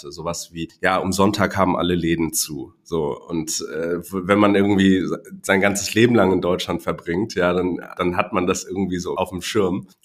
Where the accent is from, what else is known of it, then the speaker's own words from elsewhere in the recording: Hong Kong; also born or lived in Düsseldorf, Germany; Ich bin gebürtig aus Hongkong mein Vater ist Deutscher, meine Mutter aus Taiwan.